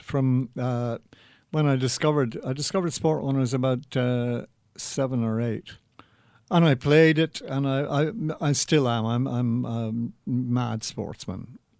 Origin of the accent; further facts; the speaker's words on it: London, United Kingdom; I was born in St John's Wood, just round the corner from Lord's Cricket Ground.